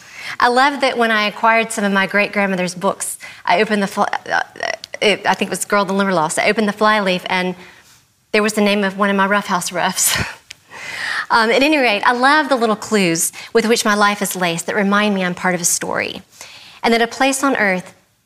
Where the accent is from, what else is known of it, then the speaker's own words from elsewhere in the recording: Atlanta, Georgia, United States; I'm an increasingly rare variety of Southerner, known collectively as Georgia Native. My accent may not sound like it, and that's because I'm from Atlanta, so homogenized now.